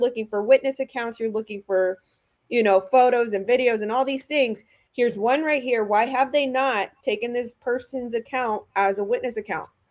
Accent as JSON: {"language": "English", "town": "Houston", "region": "Texas", "country": "United States", "said": "I'm from Houston"}